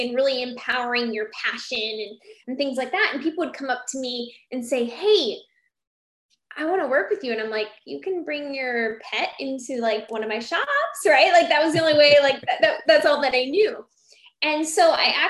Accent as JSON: {"language": "English", "region": "Iowa", "country": "United States", "moved": "as an adult", "lives_now": "Phoenix, United States", "said": "I'm originally from Iowa"}